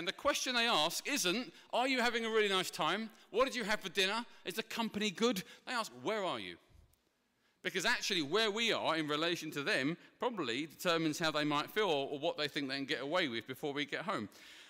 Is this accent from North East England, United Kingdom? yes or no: no; Ilford, London, United Kingdom; For example, I'm from Essex, but it's more specifically, yeah, thank you, Ilford Romford way. Now, you might not tell because I've refined my accent over the years